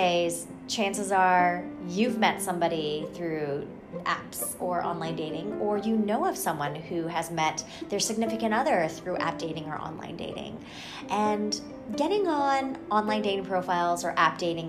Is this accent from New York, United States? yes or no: no; Albuquerque, New Mexico, United States; moved away as an adult; also born or lived in Los Angeles, California; now in Bay Area, United States; I grew up in Albuquerque, New Mexico